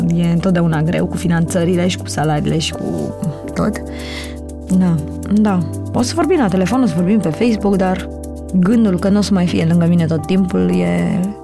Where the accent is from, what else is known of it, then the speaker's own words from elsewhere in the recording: Romania; am crescut în Sălăjan